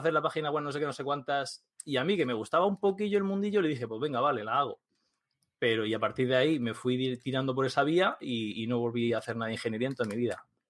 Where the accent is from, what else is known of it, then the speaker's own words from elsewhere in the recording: Murcia, Region of Murcia, Spain; soy un tío de Murcia